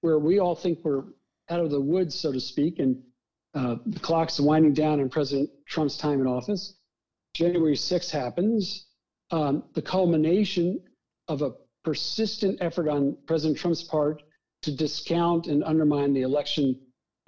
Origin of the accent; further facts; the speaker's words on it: the Deep South, Alabama, United States; moved away; growing up in the Deep South as a Jew who was experiencing some of that discrimination